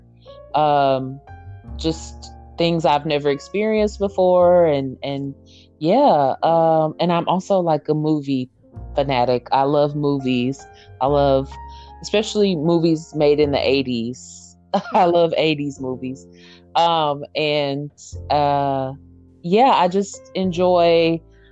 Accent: Kansas City, Missouri, United States; moved away as an adult; now in Nashville, United States; I am originally from Kansas City, Missouri, but I've been in Nashville for quite some time

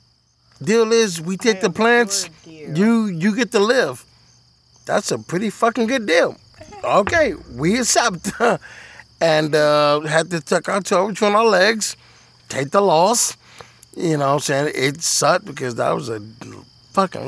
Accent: Detroit, Michigan, United States; I'm black and from Detroit. We don't do that shit up there

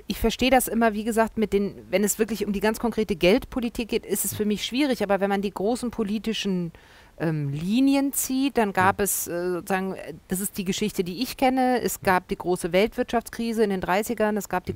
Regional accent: Germany

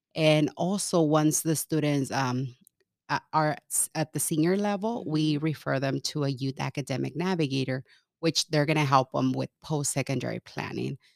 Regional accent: California, United States; moved away as an adult; also born or lived in Mexico / Kansas; now in Omaha, United States; I grew up in California

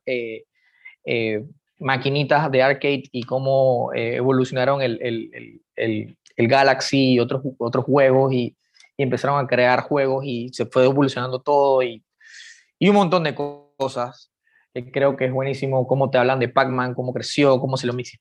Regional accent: Panama; nosotros como, como panameños

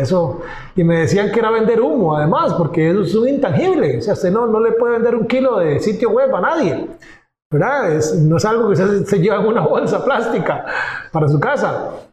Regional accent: Pérez Zeledón, San José, Costa Rica; Yo trabajaba en San José, en la capital pero yo nací al sur, en Pérez Celedón, que está a tres horas de la capital.

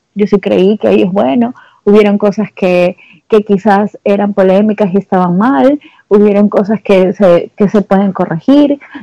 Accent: Guayaquil, Guayas, Ecuador; como yo soy de Guayaquil

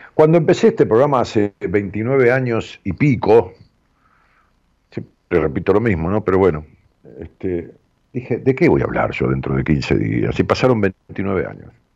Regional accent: Ramos Mejía, Buenos Aires Province, Argentina; de allá de mi pueblo, de Raúl Mejía, del Gran Buenos Aires

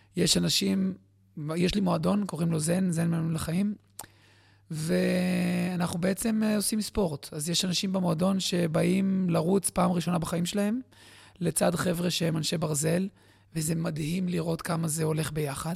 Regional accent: Bat Yam, Tel Aviv District, Israel; also born or lived in Jerusalem; גדלתי בבת ים, הכי רחוק מהים שאפשר

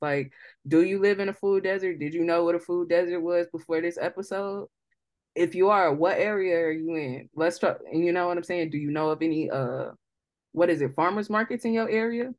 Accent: St. Louis, Missouri, United States; we're from Saint Louis

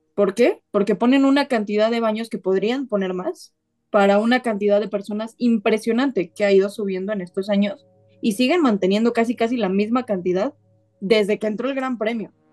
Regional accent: Mexico; los mexicanos

